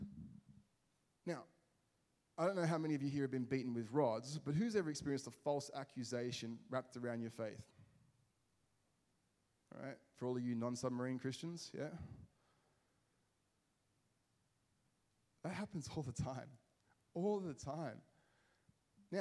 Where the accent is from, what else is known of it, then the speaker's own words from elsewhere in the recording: Liverpool, North West England, United Kingdom; when I grew up in Liverpool, there was a bit of a heroin problem.